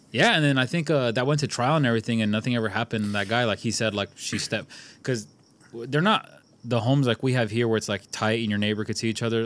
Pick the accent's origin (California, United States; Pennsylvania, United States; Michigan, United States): California, United States; we grew up in California